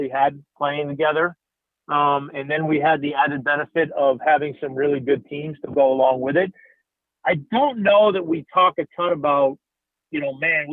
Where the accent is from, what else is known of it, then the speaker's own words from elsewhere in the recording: Boston, Massachusetts, United States; moved away; my friends that I grew up with back in Boston